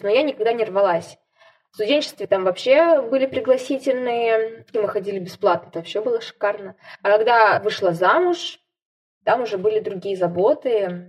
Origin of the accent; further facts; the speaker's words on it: Saint Petersburg, Russia; now in Nizhnevartovsk, Russia; театралетка из Петербурга, которая перемещается по театрам России и сейчас работает в Нижневартовском ТЮЗе